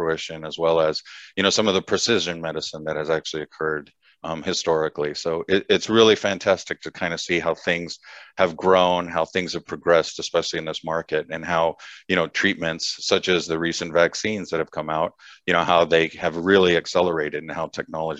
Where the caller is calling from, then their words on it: San Clemente, California, United States; So I am based in Southern California, so a little town called San Clemente, kind of right in between LA and San Diego.